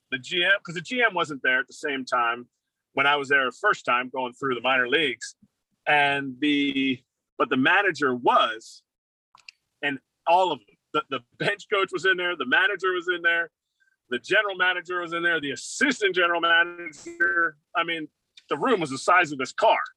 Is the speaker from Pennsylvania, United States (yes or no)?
yes; Philadelphia, Pennsylvania, United States; As a backup catcher, you know I'm from Philadelphia.